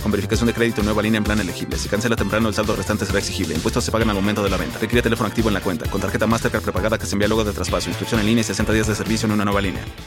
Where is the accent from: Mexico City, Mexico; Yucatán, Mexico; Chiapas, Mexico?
Mexico City, Mexico; me ubica como el chilango